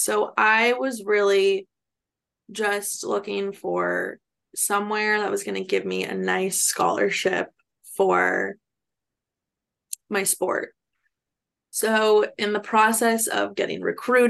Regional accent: California, United States; moved away as an adult; also born or lived in West Virginia; I'm from California

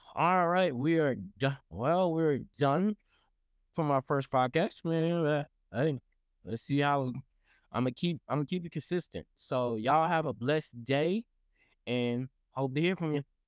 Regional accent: Texas, United States; I'm from Texas

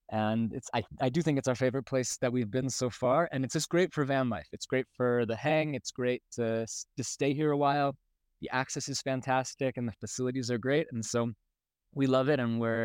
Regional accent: Baltimore, Maryland, United States; born there; also born or lived in Israel; I'm 33 years old. I was born in Baltimore, Maryland. I lived the past 15 years in Israel, and about 14 months ago, my partner and I moved to the States

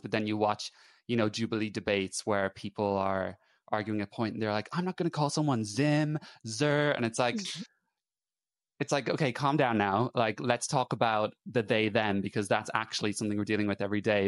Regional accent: Ireland; moved away as an adult; also born or lived in England; now in United Kingdom; I'm Irish

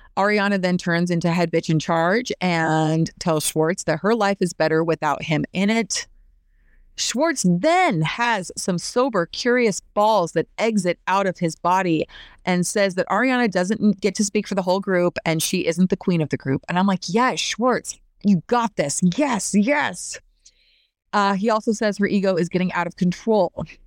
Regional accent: Idaho, United States; I grew up in Idaho, so we had eight month long winters

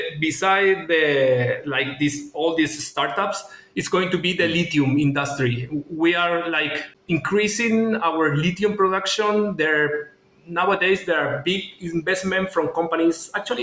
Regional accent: Chile

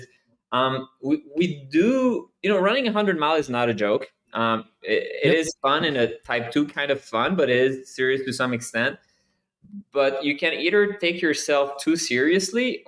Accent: Canada; now in United States; I'm Canadian. I'm French Canadian

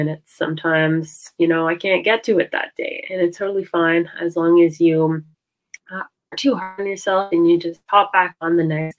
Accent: suburb about 45 minutes from Toronto, Ontario, Canada; now in Toronto, Canada; So I'm in Toronto right now, basically right in Toronto. And then home is like a suburb about 45 minutes away.

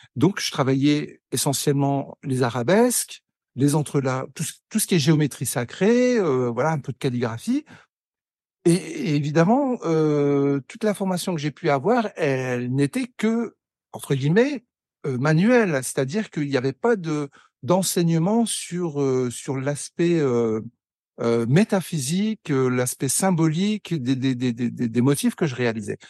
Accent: Pas-de-Calais mining basin, Hauts-de-France, France; moved away; also born or lived in Lille / Algeria; je suis né à Lille. j'ai j'ai grandi dans le Pas-de-Calais, dans le bassin minier, jusqu'en 1985

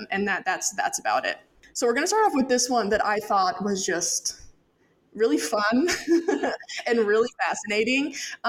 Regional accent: Great Smoky Mountains of North Carolina, United States; as I said earlier, born and raised in the Great Smoky Mountains of North Carolina, absolutely gorgeous, surrounded by nature and wildlife and all of those fun things.

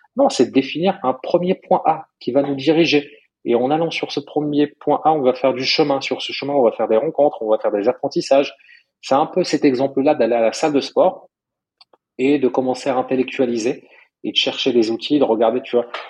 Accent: Morocco; moved away; moi j'ai grandi au Maroc

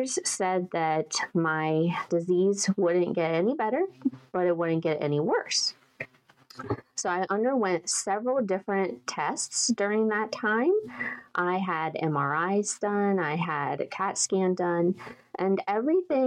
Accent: western Maryland, United States; also born or lived in eastern panhandle of West Virginia; now in West Virginia, United States; I grew up in Maryland, in western Maryland

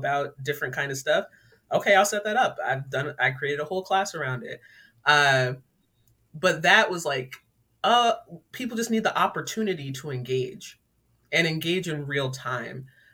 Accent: Laurel, Maryland, United States; I grew up in Laurel, Maryland, a pretty diverse community

